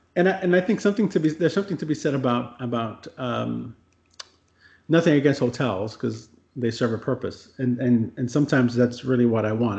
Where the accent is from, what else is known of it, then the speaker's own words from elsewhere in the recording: United States; as an American